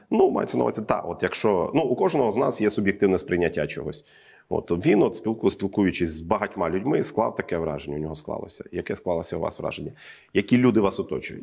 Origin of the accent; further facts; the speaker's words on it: the East, Eastern Ukraine, Ukraine; я зі Сходу